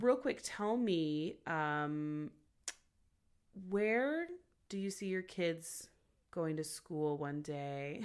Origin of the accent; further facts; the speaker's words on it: Los Angeles, California, United States; I'm from Los Angeles